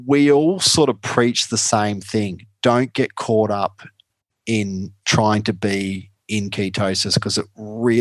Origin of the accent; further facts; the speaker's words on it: Australia; I broke into the American market as an Aussie keto